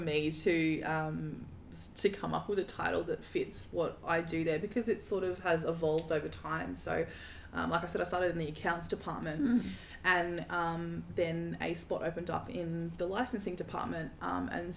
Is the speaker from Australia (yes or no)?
yes; Darwin, Northern Territory, Australia; moved away as an adult; now in Brisbane, Australia; I grew up in Darwin